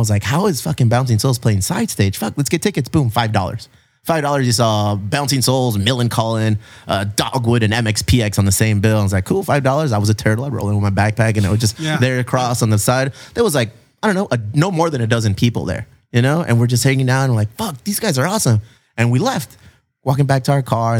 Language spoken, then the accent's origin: English; San Diego, California, United States; I live in a cool place